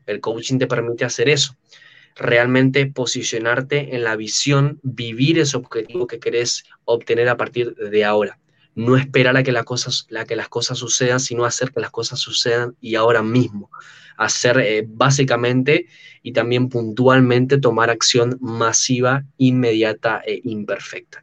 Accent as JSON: {"language": "Spanish", "region": "Buenos Aires", "country": "Argentina", "accent": "argento", "said": "soy de Buenos Aires, Argentina, tengo 23 años actualmente"}